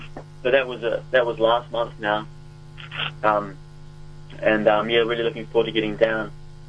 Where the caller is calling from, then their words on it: Wellington, New Zealand; In Wellington.